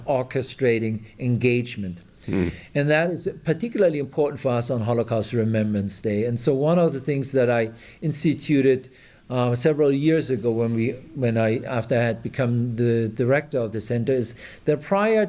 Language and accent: English; Germany; English is a second language; moved away as an adult; now in Texas, United States; you probably will have noticed by my absent Texan accent that I'm originally from Germany. When I grew up in Germany